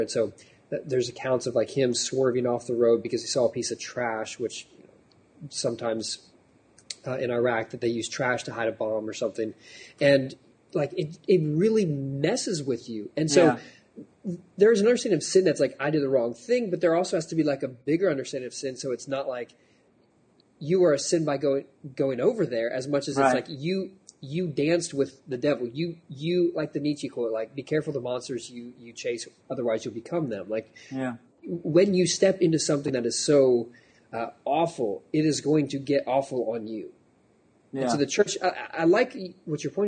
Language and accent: English; United States; I'm an American